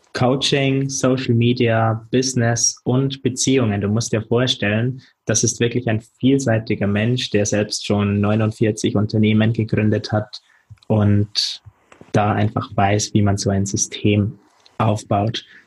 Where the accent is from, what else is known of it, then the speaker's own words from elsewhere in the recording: Germany; also born or lived in London; wieder in meiner Heimatstadt Fuß fassen